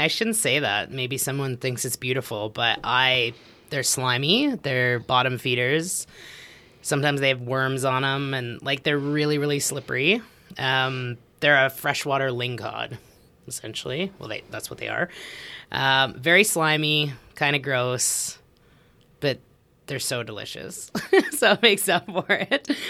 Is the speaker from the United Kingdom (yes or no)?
no; Edmonton, Alberta, Canada; moved away; also born or lived in Australia; I grew up in Edmonton